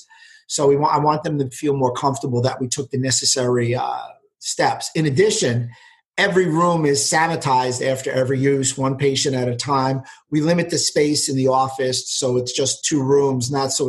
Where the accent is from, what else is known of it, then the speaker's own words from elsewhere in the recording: New York City, New York, United States; also born or lived in Westchester County; I grew up in New York City.